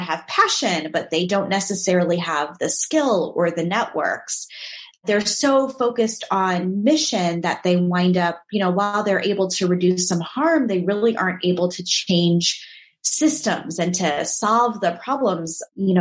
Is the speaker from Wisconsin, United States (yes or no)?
no; St. Louis, Missouri, United States; also born or lived in Chicago, Illinois; I was born and raised in St. Louis, Missouri. This is definitely my home